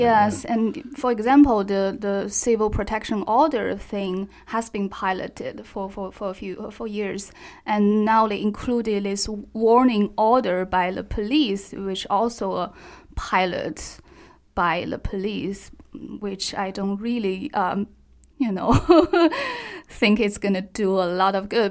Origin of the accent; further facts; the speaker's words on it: Xinjiang, China; I'm from Xinjiang